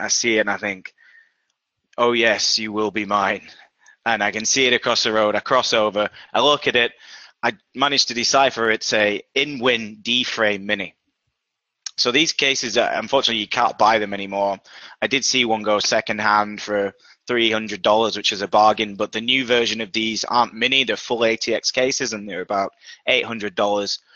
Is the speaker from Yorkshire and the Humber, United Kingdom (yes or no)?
yes; Yorkshire and the Humber, United Kingdom; now in Boston, United States; based in Boston, Massachusetts, uh, in the US, despite my accent originally from Yorkshire, England.